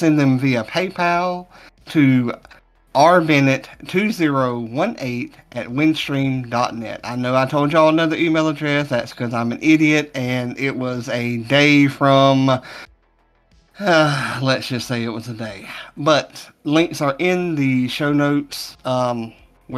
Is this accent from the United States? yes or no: yes; the South, United States; I'm from the South